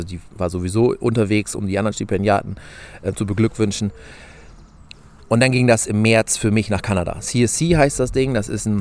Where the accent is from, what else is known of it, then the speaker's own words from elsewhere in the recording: Lower Saxony, Germany; ich komme aus Niedersachsen, wohne im Landkreis Diepholz